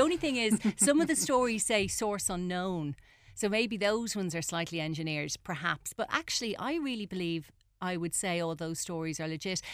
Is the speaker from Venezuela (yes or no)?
no; Ireland; as Irish people